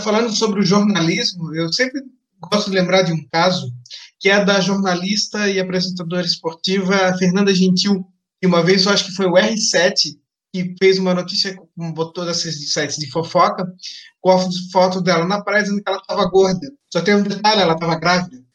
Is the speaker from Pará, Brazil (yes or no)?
no; Blumenau, Santa Catarina, Brazil; de onde eu venho, de Blumenau, Santa Catarina